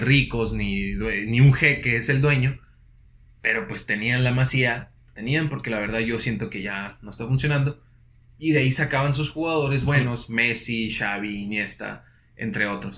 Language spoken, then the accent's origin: Spanish; Mexico; es nuestra forma de ser en México